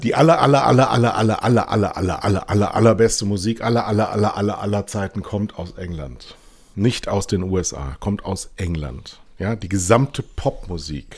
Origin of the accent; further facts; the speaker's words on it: Germany; als Deutscher